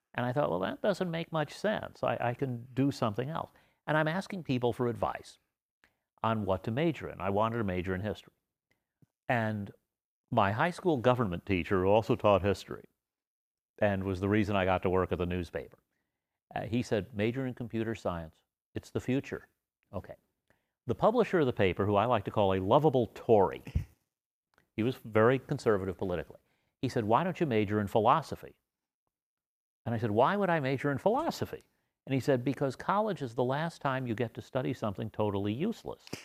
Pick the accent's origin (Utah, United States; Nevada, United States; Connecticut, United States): Nevada, United States; Las Vegas; I grew up in the area now called East Las Vegas, which we called Las Vegas.